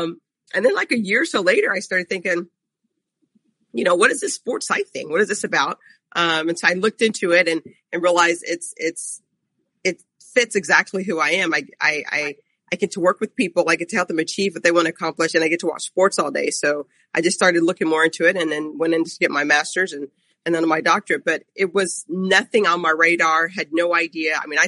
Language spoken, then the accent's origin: English; Ghana; now in United States; So I'm actually originally from Ghana, and when I came to the United States was in the late 70s